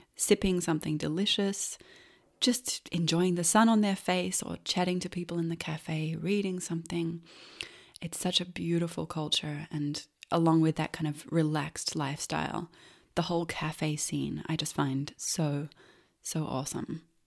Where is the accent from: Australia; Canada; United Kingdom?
Australia; Melbourne, Victoria; also born or lived in Los Angeles, United States; now in Silver Coast, Portugal; growing up in Melbourne